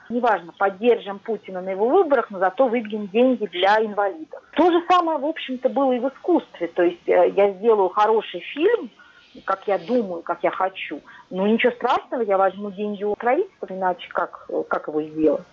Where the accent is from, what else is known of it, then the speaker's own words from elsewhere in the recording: Moscow, Russia; now in Switzerland; я из России, что я из Москвы